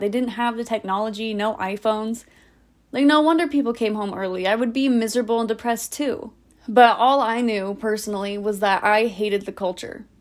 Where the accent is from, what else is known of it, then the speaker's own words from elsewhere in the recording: Orem, Utah, United States; Here I was back in Orem